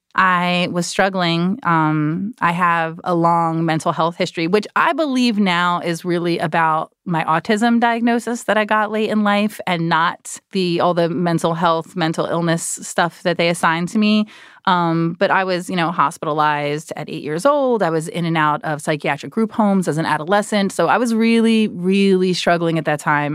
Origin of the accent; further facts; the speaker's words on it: New Jersey, United States; I'm from Jersey